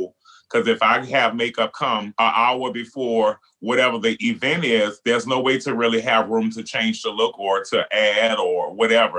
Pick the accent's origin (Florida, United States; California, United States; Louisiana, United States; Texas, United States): Louisiana, United States; New Orleans; being Black and being gay and growing up in New Orleans